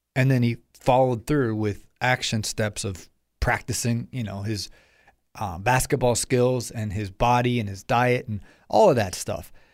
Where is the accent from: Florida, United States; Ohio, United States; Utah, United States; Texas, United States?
Ohio, United States; I'm from Ohio